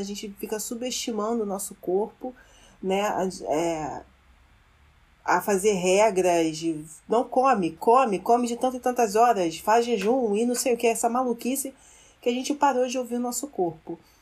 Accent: Brazil; como brasileira

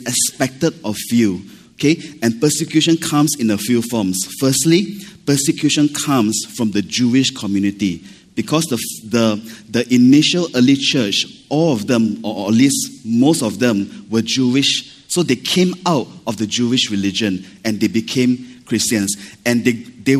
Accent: Malaysia; now in Singapore; I'm Malaysian

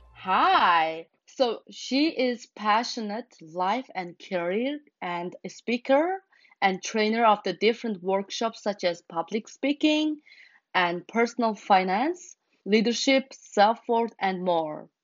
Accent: Mongolia; now in United States; growing up in Mongolia and coming to America

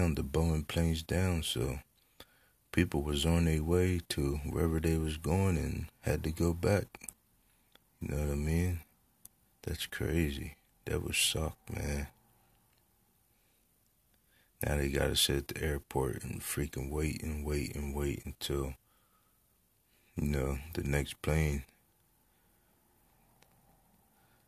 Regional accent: Parkesburg, Pennsylvania, United States; I was born and raised in Parchburg

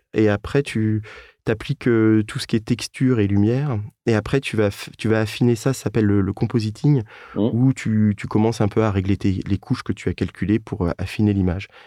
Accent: Rennes, Brittany, France; je viens de, de Rennes.

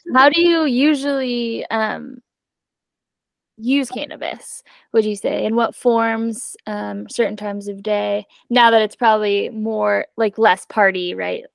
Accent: New Mexico, United States; moved away; I'm from New Mexico originally

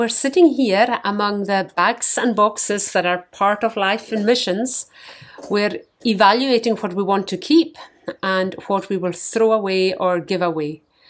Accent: Scotland, United Kingdom; moved away as an adult; now in New Zealand; I'm from Scotland.

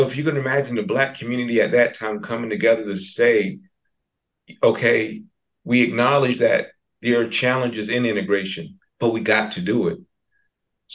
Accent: New Bern, North Carolina, United States; also born or lived in Elizabeth City, North Carolina; I'm from New Bern, born and raised, born in Elizabeth City, but raised in New Bern.

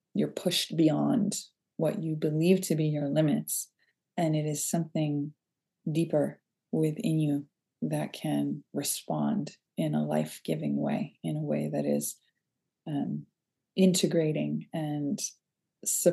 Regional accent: Boston, Massachusetts, United States; also born or lived in Philadelphia / Arlington, Massachusetts; my mother decided that we were going to move back to Boston area where I grew up

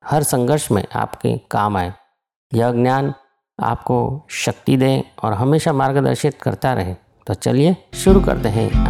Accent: Ahmedabad, Gujarat, India; और मैं अहमदाबाद का रहने वाला हूँ

